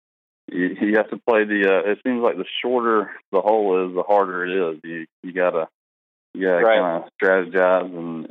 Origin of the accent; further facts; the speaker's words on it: Tuscaloosa, Alabama, United States; I grew up playing in Tuscaloosa, Alabama, Indian Hills Country Club